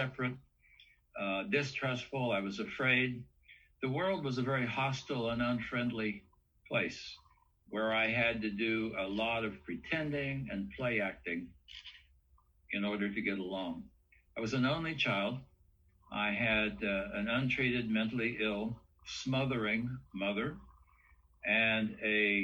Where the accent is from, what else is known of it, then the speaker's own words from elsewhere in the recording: West Virginia, United States; I come from the Appalachian Mountains. West Virginia was my home. I grew up in a small backwoods country coal mining town